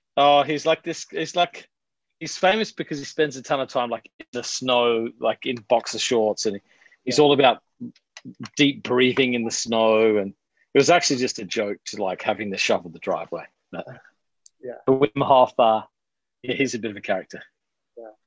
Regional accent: Adelaide, South Australia, Australia; moved away; I'm originally from Australia. I'm from Adelaide, South Australia

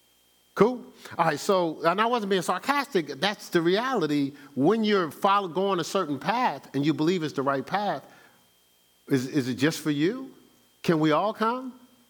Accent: Newark, New Jersey, United States; moved away as an adult; also born or lived in Columbus, Ohio; now in Charlotte, United States; You know, I know I'm from Newark, New Jersey. Spent 29 years there. Spent 19 years in Columbus, Ohio. And I've spent the last 10 out here in Charlotte.

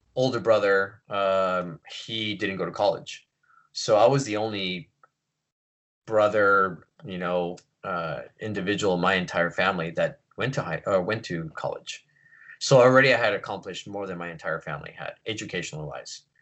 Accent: Long Beach, California, United States; also born or lived in San Francisco; Born and raised here in Long Beach, uh, first generation

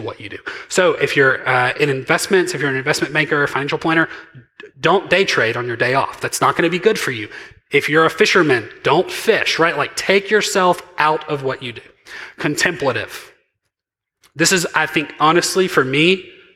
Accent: Mississippi, United States; I'm very from Mississippi

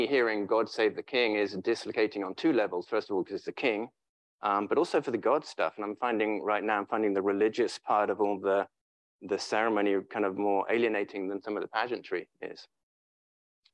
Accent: England, United Kingdom; moved away as an adult; now in San Francisco, United States; being English

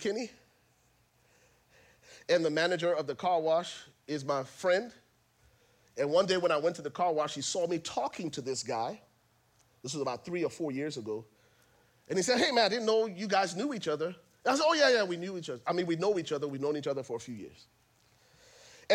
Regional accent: Liberia; I'm from Liberia

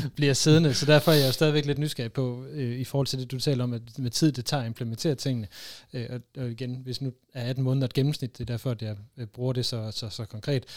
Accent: North Jutland, North Denmark Region, Denmark; og så er jeg jo så heroppe fra

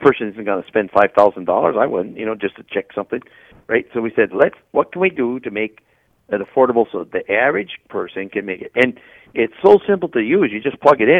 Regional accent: Wisconsin, United States; I'm from Wisconsin

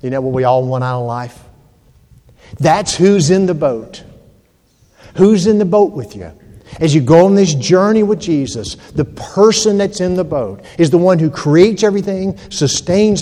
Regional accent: Georgia, United States; moved away; also born or lived in Hampton, Virginia; I'm from Georgia

